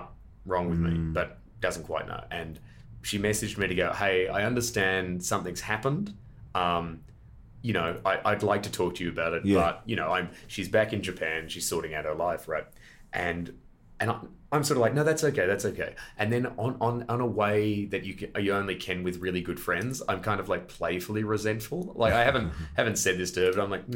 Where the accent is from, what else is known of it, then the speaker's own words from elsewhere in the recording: Australia; I was a visitor from Australia